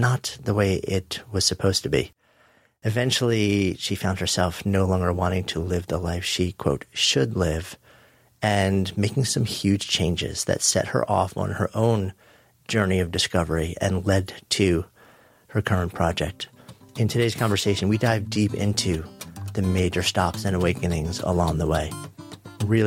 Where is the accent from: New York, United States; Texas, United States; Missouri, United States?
New York, United States; outside of; I grew up outside of New York, just, you know, a suburb of the city